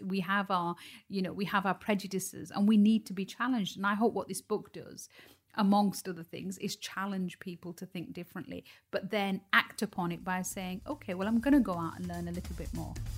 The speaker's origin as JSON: {"language": "English", "town": "Dewsbury", "region": "Yorkshire and the Humber", "country": "United Kingdom", "tie": "born or raised there", "said": "Dewsbury, where I was born and raised"}